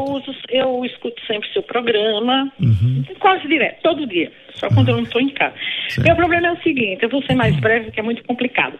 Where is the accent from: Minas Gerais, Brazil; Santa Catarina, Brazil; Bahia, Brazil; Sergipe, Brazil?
Bahia, Brazil; now in São Paulo, Brazil; eu sou da Bahia, mas moro aqui em São Paulo